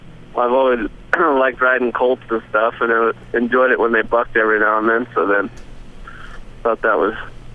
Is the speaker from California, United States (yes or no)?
no; Whitewood, South Dakota, United States; Yeah, I was born on a ranch in South Dakota, and we just around Whitewood area, Whitewood Sturgis area.